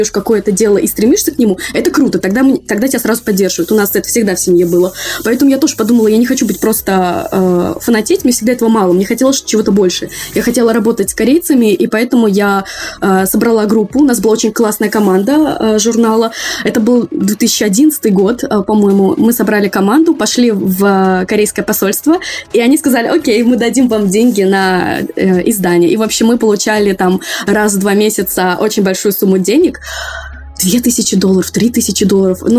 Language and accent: Russian; Moscow, Russia; учитывая, что я выросла, родилась и выросла в Москве, я очень далека от всего своего